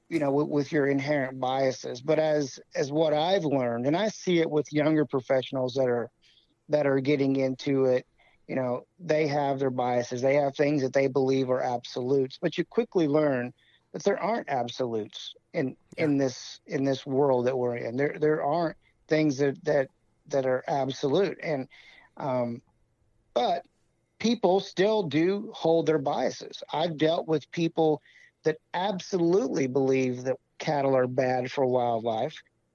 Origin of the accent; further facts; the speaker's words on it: Missouri, United States; where I grew up hunting in Southwest Missouri.